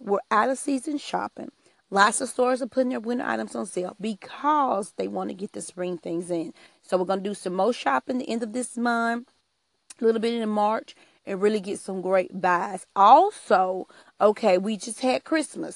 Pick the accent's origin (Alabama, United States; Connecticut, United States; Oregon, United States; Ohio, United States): Alabama, United States; I am from Alabama. I'm a country girl